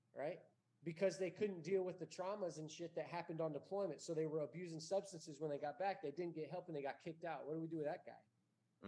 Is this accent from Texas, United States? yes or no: yes; Bandera, Texas, United States; I'm from Bandera.